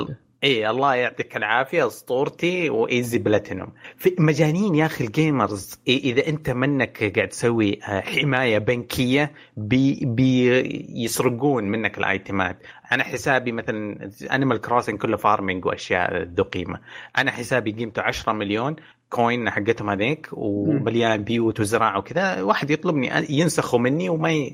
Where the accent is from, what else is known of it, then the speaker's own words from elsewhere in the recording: Saudi Arabia; عندنا في السعوديه